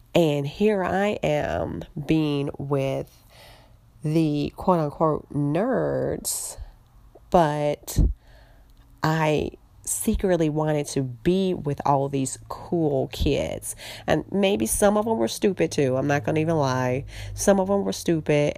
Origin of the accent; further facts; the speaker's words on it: Chicago, Illinois, United States; I'm in Chicago